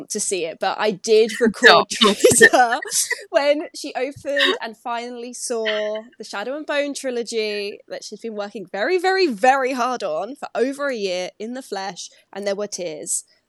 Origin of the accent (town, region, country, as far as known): Essex, East of England, United Kingdom; accent: Essex; now in Glasgow, United Kingdom